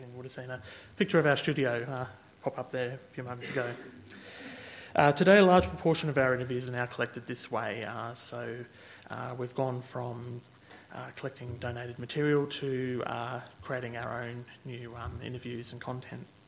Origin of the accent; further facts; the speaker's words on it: Sydney, New South Wales, Australia; now in Canberra, Australia; I was born and raised in Sydney uh, and grew up uh, around uh, there and then moved here to Canberra.